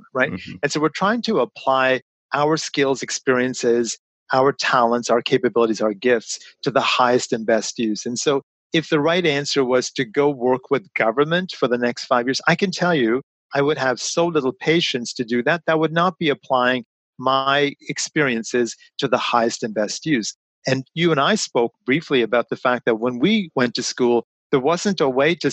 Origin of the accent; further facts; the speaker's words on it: London, Ontario, Canada; all of us ended up moving to London, Ontario. So I was about eight when I came to Canada